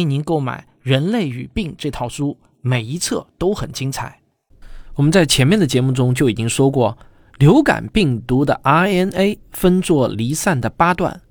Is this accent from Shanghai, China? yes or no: yes; Shanghai, China; 我作为一个上海人，经历了曾经上海两个月的封城